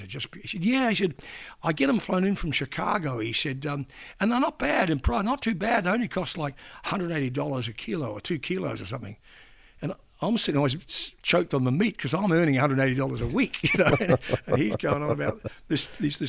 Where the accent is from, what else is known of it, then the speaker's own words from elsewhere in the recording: Australia; accent: Aussie; I'm a young Aussie journo